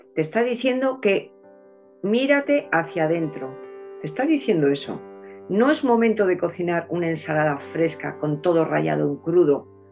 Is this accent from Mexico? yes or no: no; Spain; nosotros españoles